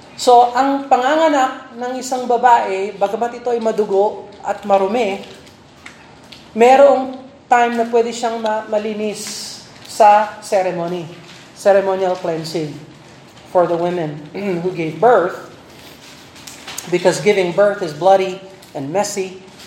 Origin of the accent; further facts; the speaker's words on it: Philippines; bilang Pilipino